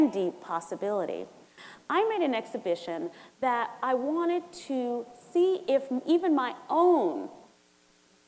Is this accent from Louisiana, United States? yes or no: no; New York City, New York, United States; I'm from St. Albans, Queens